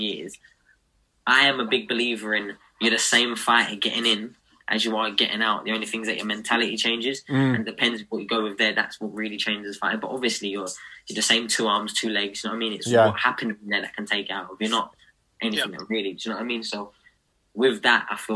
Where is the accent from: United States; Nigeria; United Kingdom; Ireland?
United Kingdom; Us as British fighters